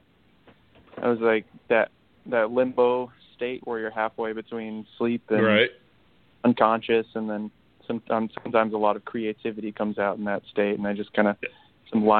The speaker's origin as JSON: {"language": "English", "region": "Northern California", "country": "United States", "tie": "born or raised there", "said": "Northern California, especially in my hometown"}